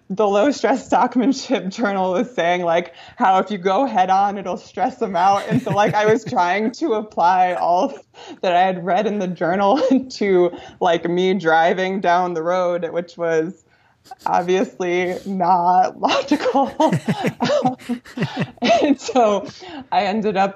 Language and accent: English; Waterbury, Connecticut, United States; moved away as an adult; now in Montana, United States; I grew up in Waterbury, Connecticut, and this kind of small Italian neighborhood called Town Plot